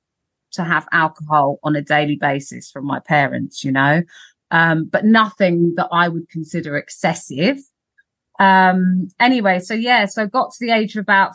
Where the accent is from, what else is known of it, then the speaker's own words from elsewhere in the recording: London, United Kingdom; growing up in Camden and Primrose Hill